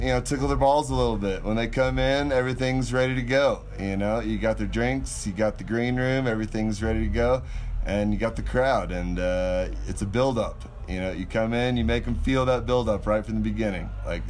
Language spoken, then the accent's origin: English; Winter Park, Colorado, United States; My hometown is Winter Park, Colorado.